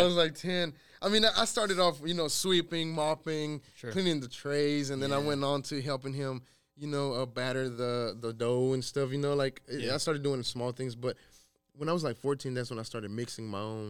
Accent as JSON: {"language": "English", "town": "Waco", "region": "Texas", "country": "United States", "tie": "born or raised there", "also_born_or_lived": "San Luis Potosí, Mexico", "said": "So I grew up here in Waco, man. Okay, I grew up here in Waco. I grew up actually where we're at. This is where I grew up. I grew up here on 10th Street, 10th and Dutton."}